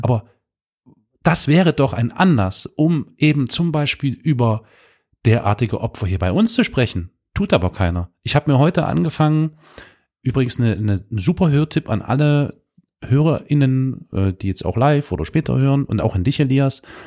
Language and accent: German; Germany; also born or lived in Dresden, Saxony; wir äh, Deutschen